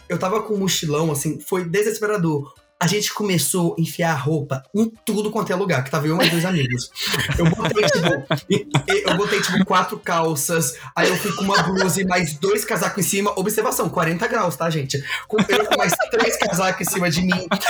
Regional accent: Brazil; a gente é brasileiro

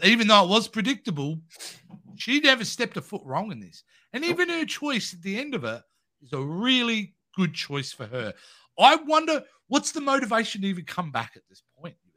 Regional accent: Australia; I'm Australian

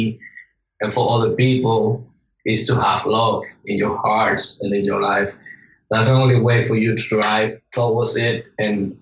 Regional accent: Dominican Republic; I'm from Dominican Republic

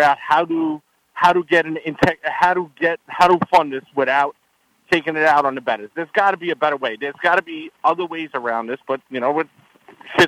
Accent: New York, United States; when I grew up in New York

